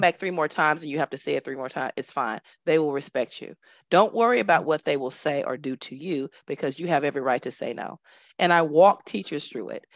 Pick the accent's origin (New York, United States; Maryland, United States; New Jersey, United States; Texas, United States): Texas, United States; Dallas; moved away as an adult; now in United Arab Emirates; I am originally from Dallas, Texas, born and raised